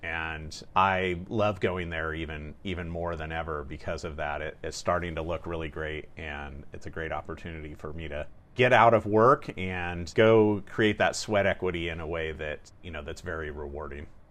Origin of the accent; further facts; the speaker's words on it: Napa, California, United States; I grew up in Northern California, in a small town called Napa